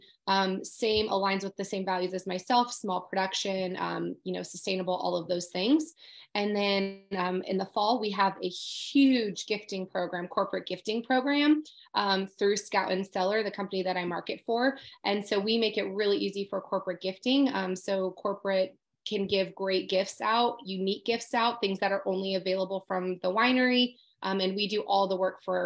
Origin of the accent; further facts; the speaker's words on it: Southern California, United States; moved away; also born or lived in Los Angeles; I grew up in Southern California.